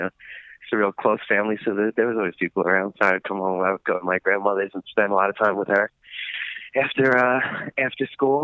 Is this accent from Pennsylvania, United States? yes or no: no; Bellmore, New York, United States; He's from Merrick, and I'm from Belmore, and they're two towns next to each other on Long Island in New York.